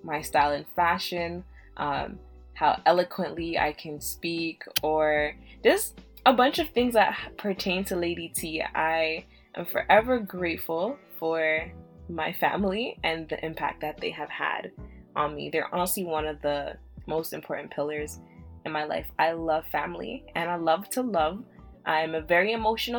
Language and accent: English; Canada; also born or lived in Jamaica; I was born in Jamaica and I came to Canada when I was 4.